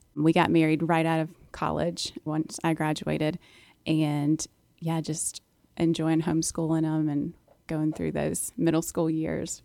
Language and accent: English; Charlottesville, Virginia, United States; I grew up in Virginia, in Charlottesville, Virginia